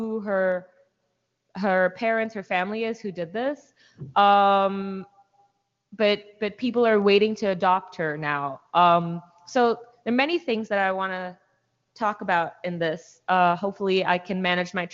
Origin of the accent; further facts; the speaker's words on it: India; now in United States; I'm from India